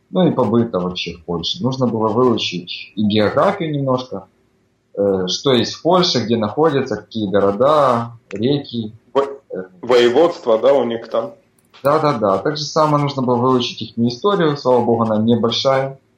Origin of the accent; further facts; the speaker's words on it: Ukraine; now in Warsaw, Poland; Э, всем привет … я тоже родом из Украины, но последние 9 месяцев уже живу в Варшаве.